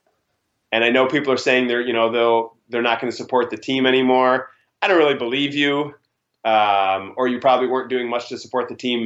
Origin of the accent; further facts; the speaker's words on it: Chicago, Illinois, United States; Growing up in Chicago